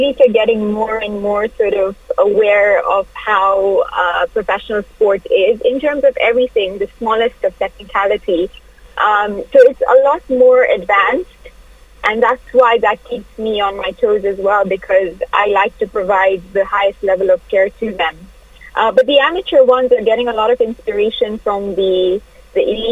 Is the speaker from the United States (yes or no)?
no; Kenya; moved away as an adult; also born or lived in England; There is a certain humbleness that comes with Kenya and being Kenyan